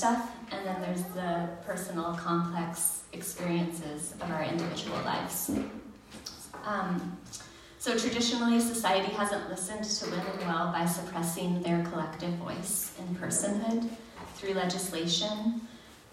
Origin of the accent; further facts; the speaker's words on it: United States; I was raised in the United States